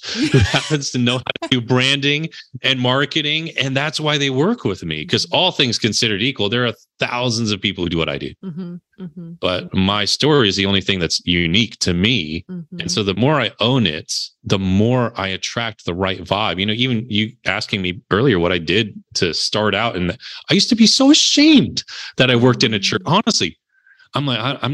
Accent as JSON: {"language": "English", "region": "New Jersey", "country": "United States", "also_born_or_lived": "Connecticut", "said": "I'm from Jersey, so I talk a little salt here"}